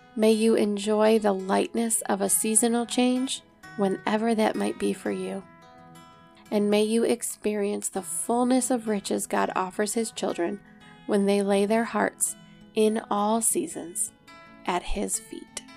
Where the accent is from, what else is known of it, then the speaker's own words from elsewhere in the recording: Rochester, New York, United States; I was born at Genesee Valley Hospital in Rochester, New York. my great-grandparents settled here